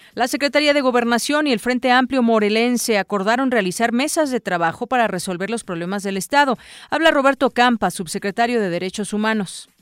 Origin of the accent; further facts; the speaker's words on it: Mexico; lo sentimos como mexicanos